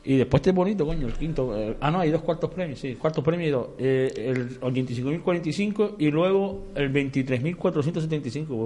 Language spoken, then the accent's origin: Spanish; Santa María de Guía, Canary Islands, Spain; nosotros somos de Guía.